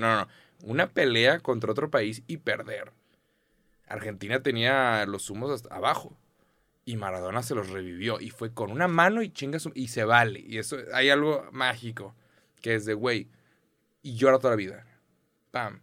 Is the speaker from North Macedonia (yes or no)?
no; Mexico; soy mexicano